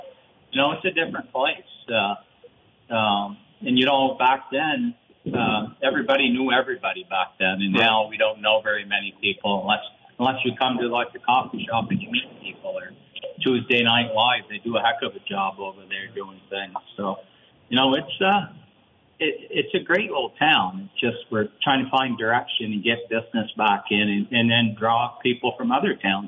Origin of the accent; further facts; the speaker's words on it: Waterville, Vermont, United States; I grew up in Waterville, up over the hill here